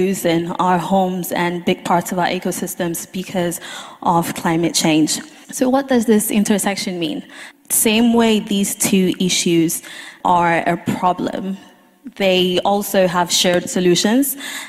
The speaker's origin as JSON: {"language": "English", "country": "Ghana", "said": "I am originally from Ghana, and currently in my motherland"}